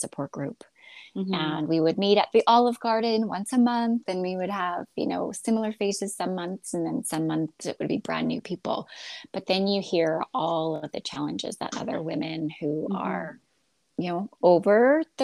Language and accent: English; Alberta, Canada; moved away as an adult; also born or lived in Houston, Texas, United States; I am a Canadian born in Alberta